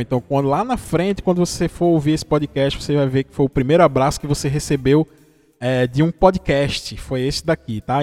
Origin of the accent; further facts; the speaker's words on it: interior of Pernambuco, Brazil; eu sou do interior de Pernambuco, você já deve ter percebido pelo sotaque. Eu sou de uma cidadezinha aqui do interior de Pernambuco